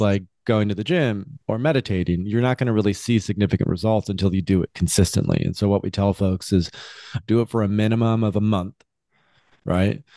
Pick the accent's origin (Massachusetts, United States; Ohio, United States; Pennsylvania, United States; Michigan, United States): Michigan, United States; West; I grew up in Michigan, West Michigan, traditional family